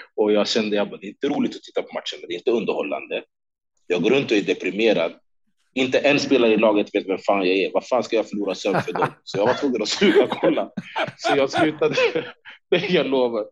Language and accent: Swedish; Sweden; moved away as an adult; also born or lived in Stockholm; now in Las Vegas, United States; båda mina tränare hemma i Sverige